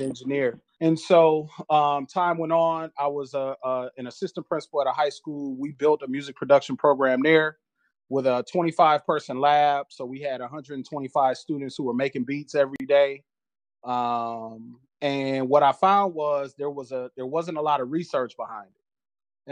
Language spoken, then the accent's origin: English; Flint, Michigan, United States; I'm originally from Flint, Michigan